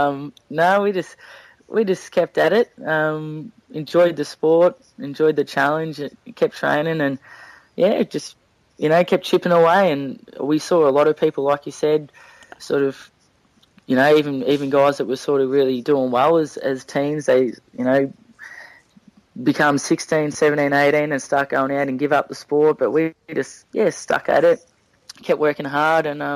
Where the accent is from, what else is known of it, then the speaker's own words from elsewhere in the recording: Melbourne, Victoria, Australia; we grew up mainly around Croydon, Moorabark area